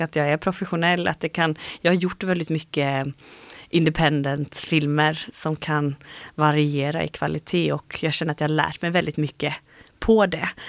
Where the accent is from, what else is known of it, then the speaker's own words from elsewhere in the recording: Habo, Jönköping County, Sweden; now in Gothenburg, Sweden; Jag är uppvuxen i Habo heter det.